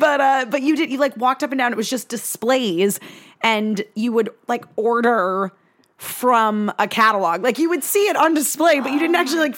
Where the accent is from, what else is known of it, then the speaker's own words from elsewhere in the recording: Connecticut, United States; where I grew up in Connecticut